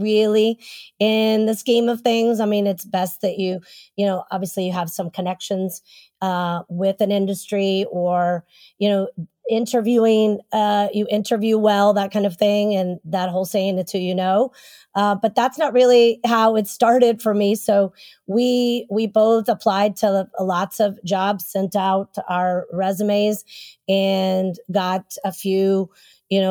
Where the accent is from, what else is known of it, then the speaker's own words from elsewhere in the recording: Texas, United States; moved away as an adult; I grew up in Texas